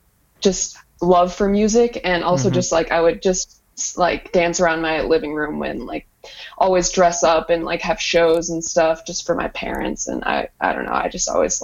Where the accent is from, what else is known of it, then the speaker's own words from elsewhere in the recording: Ames, Iowa, United States; from Ames